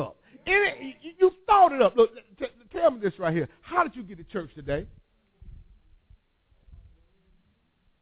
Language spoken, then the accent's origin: English; Whitehead Hill, Alabama, United States; I was born on Whitehead Hill